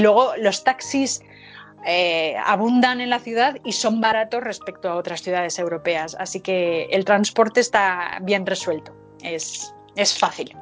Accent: Madrid, Community of Madrid, Spain; Yo soy madrileña, hija y nieta de madrileños y estoy completamente enamorada de mi ciudad.

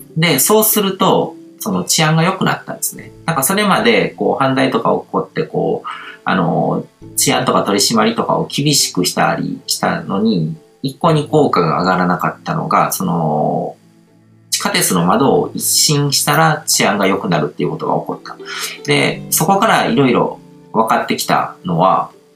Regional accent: Japan; 僕はこう、日本で生まれ育って

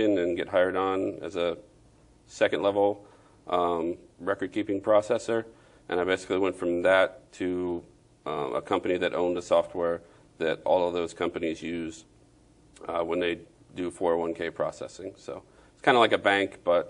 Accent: Laurel, Maryland, United States; also born or lived in Baltimore, Maryland; now in Hernando County, United States; I was born in Baltimore, Maryland, and my family grew up in Laurel, Maryland

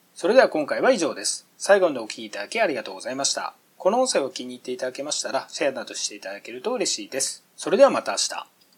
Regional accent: Miyazaki, Japan; 以前僕は6年ほど地元宮崎の河川敷ランニングを毎日続けてました

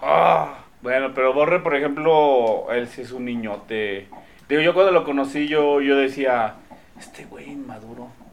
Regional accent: Mexico; como buen mexicano

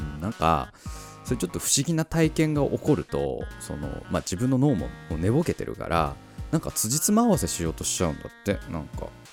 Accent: Tohoku, Japan; 僕あ東北出身なんですけども

